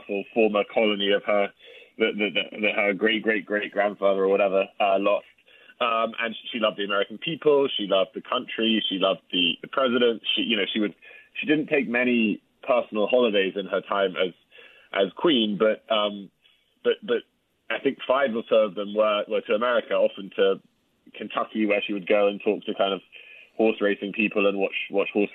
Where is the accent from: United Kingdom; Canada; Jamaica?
United Kingdom; as the Brit